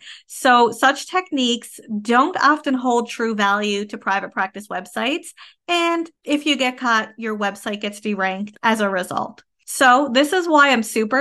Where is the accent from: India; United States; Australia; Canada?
Canada; I am a Canadian social worker